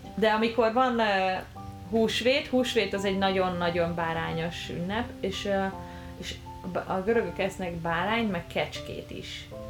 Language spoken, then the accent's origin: Hungarian; Budapest, Hungary; moved away as an adult; now in Canada; Én Budapesten születtem, és, ö, és ott is éltem huszonhárom évig, és aztán, ö, családdal együtt költöztünk ki